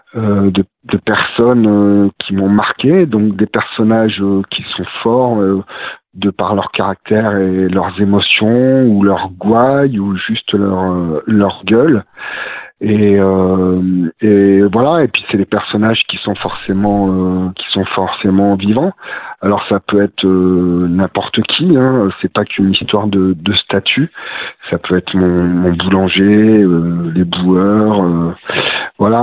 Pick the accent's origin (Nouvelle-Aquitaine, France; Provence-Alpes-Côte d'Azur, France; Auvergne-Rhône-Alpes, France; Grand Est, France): Auvergne-Rhône-Alpes, France; Romans-sur-Isère; moved away as an adult; now in Vercors, France; j'ai grandi sur Roman euh, Roman sur Isère, à côté de, de Valence